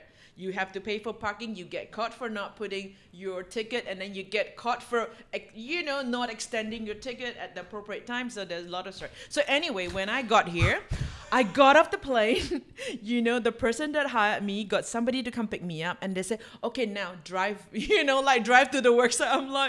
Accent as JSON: {"language": "English", "country": "Singapore", "lives_now": "Phuket, Thailand"}